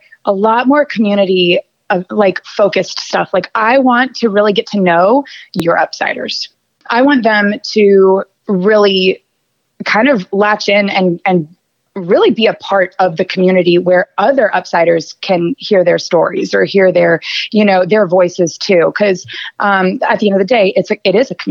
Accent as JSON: {"language": "English", "town": "Atlanta", "region": "Georgia", "country": "United States", "tie": "born or raised there", "said": "I grew up in Atlanta."}